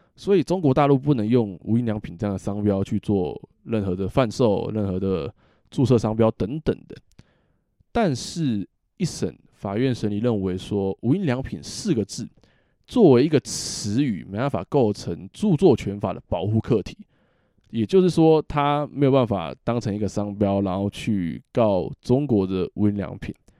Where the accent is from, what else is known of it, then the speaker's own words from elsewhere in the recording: Taiwan; 我们台湾人的处境